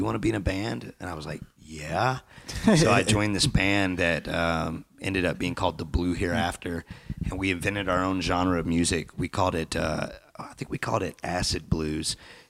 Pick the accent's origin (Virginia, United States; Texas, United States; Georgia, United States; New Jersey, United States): Georgia, United States; North; moved away as an adult; also born or lived in Wyoming; now in Utah, United States; I was born and raised in North Georgia, out in the country in the Piedmont Mountains